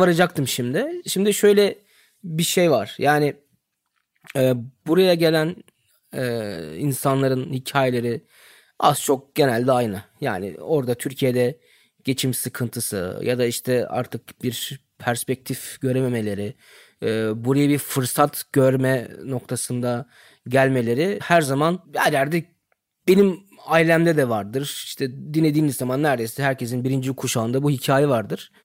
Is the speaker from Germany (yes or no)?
yes; Germany; burada doğdum, büyüdüm